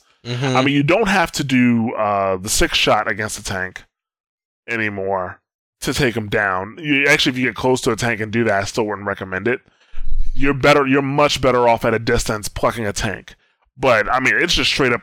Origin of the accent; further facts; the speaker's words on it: United States; I'm an American